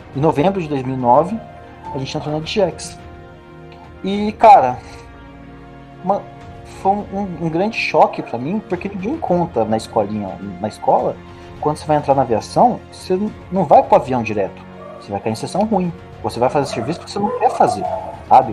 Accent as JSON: {"language": "Portuguese", "town": "Taubaté", "region": "São Paulo", "country": "Brazil", "tie": "born or raised there", "also_born_or_lived": "Rio de Janeiro", "said": "sou taubateano, nasci no Rio de Janeiro, mas digo que sou taubateano"}